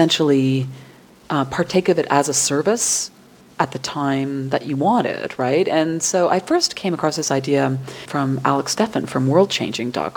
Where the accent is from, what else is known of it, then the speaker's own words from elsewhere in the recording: Scot, Scotland, United Kingdom; I'm a Scot